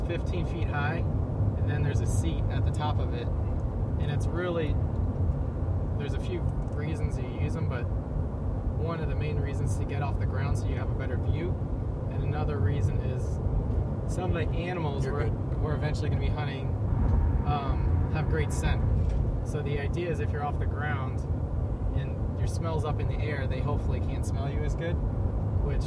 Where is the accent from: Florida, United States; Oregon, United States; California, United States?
Florida, United States; South; I grew up in South Florida